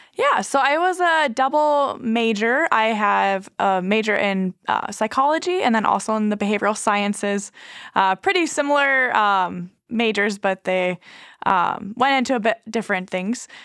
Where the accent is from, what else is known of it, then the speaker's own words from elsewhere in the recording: Nebraska, United States; also born or lived in Sierra Leone; now in Minot, United States; I grew up on a Native American reservation in Nebraska